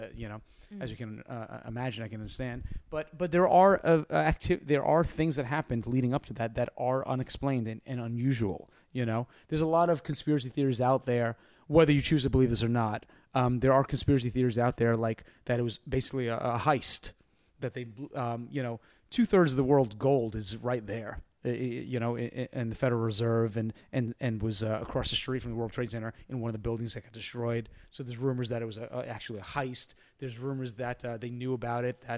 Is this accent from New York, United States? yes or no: yes; New York, United States; I'm a New Yorker